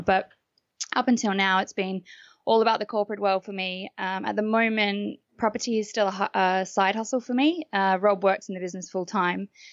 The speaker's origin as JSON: {"language": "English", "country": "Australia", "moved": "as an adult", "lives_now": "United Kingdom", "said": "I'm Australian, um, and I moved to the UK in 2009"}